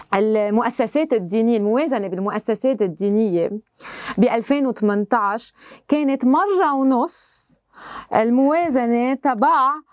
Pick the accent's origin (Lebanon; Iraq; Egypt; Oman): Lebanon; نحن لبنانيه